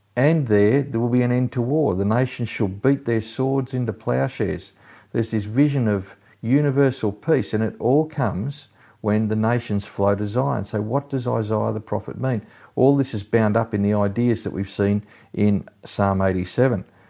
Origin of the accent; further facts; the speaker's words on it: Australia; also born or lived in England; I was born in England in nineteen fifty-nine, but my parents, uh, came out to Australia when I was only six months old